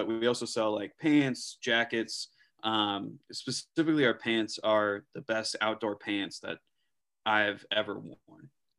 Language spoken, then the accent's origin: English; Wisconsin, United States; also born or lived in Indiana; now in New York, United States; I grew up in Wisconsin